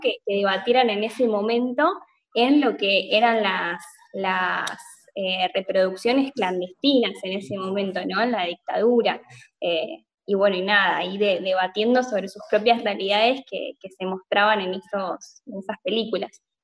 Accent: Argentina; como militantes, peronistas y, y, como argentinos, argentinas, latinoamericanos y latinoamericanas

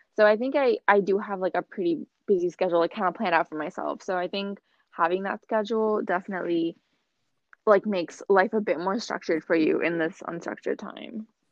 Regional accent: Boston, Massachusetts, United States; am from Boston, Massachusetts, um, from the United States.

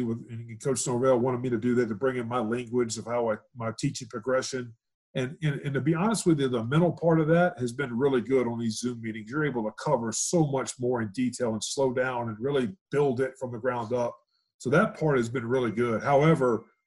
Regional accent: Louisiana, United States; also born or lived in Houston; now in Reno, United States; I'm from Louisiana originally

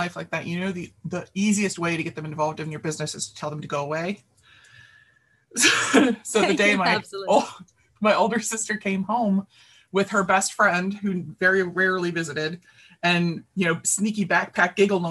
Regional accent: Baltimore, Maryland, United States; I grew up in the North Baltimore, very concrete part of the city.

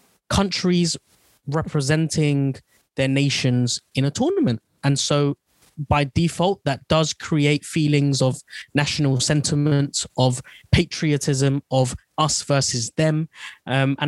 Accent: England, United Kingdom; first language Bengali; somewhere I've grown up, somewhere I don't know anything else other than England

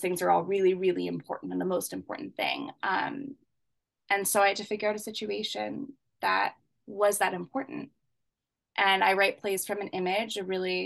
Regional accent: Canada; I'm Canadian.

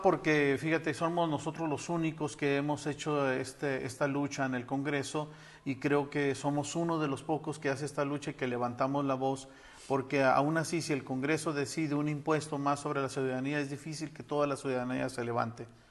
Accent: Mexico; nosotros estamos sumamente molestos como mexicanos

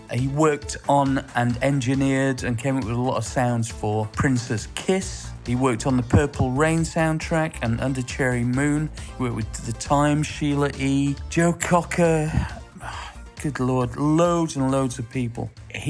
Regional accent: Sheffield, Yorkshire and the Humber, United Kingdom; similar thing in my hometown in Sheffield

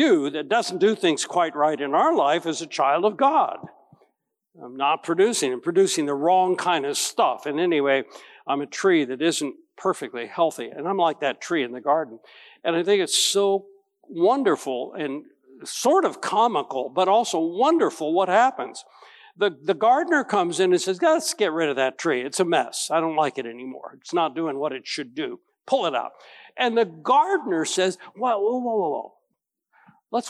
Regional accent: Winfield, Kansas, United States; When I was growing up in Winfield, Kansas

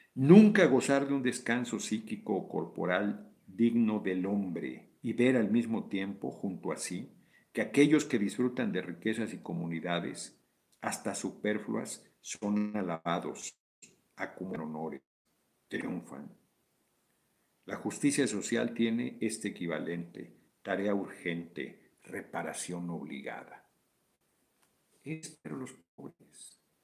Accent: Mexico City, Mexico; Soy del DF, nací en el DF, en la colonia Guerrero

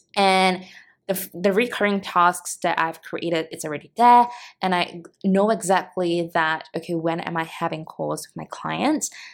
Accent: Singapore; moved away as an adult; now in Cebu, Philippines; I'm originally from Singapore

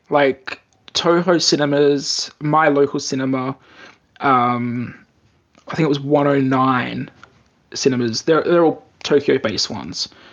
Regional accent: Australia; now in Japan; in Australia, we actually had a real problem with the best best cinema we had in my hometown.

